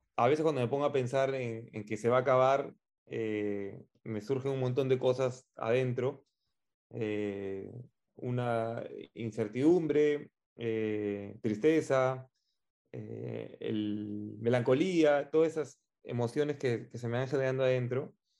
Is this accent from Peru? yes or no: yes; Peru